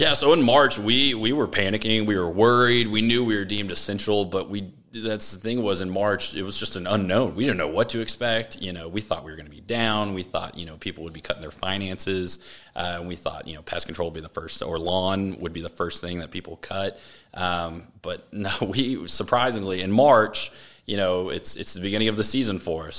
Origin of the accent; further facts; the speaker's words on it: Austin, Texas, United States; I grew up in Austin.